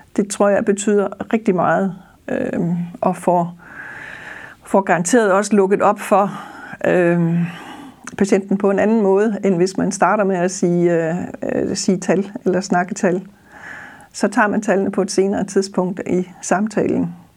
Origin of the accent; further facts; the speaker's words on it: Funen, Southern Denmark, Denmark; accent: Funen dialect (Fynbo); som man sikkert også vil kunne høre på dialekten, så er jeg Fynbo og bor på Vestfyn